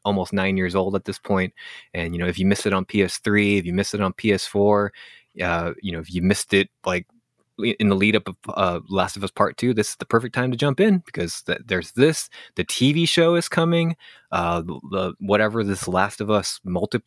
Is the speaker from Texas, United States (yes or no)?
no; California, United States; accent: Californian; I've got Californian, but I was born Asian, and I might be a little dyslexic, so my accents are always all over the place